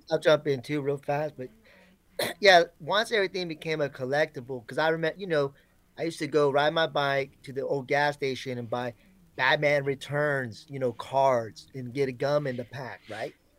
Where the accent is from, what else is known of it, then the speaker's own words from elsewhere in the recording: Florida, United States; I grew up in Florida